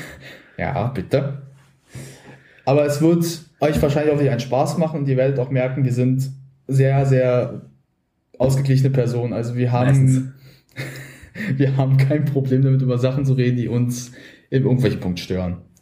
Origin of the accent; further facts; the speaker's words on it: Berlin, Germany; also born or lived in Brandenburg; Also wir sind beide Berliner von äh, gut, ich nicht von Anfang an. Ich habe vorher war in Brandenburg auf einer Grundschule, aber ich habe eigentlich in Berlin immer schon gelebt